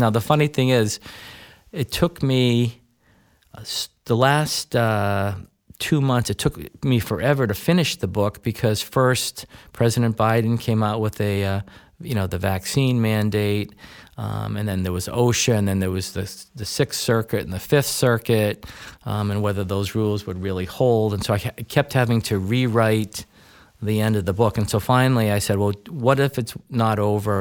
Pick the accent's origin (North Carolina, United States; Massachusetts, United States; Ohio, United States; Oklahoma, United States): Massachusetts, United States; Weston; moved away as an adult; now in Bow, New Hampshire, United States; I grew up in, uh, a little town, then little town in Massachusetts called Weston